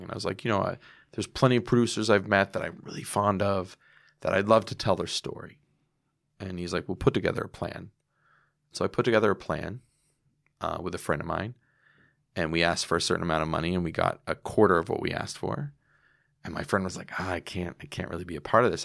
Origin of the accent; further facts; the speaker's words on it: United States; I'm an American